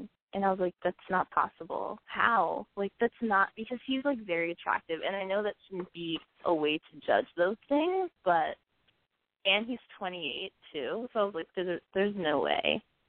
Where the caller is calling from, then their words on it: Brooklyn, New York, United States; from Brooklyn, and I'm 22.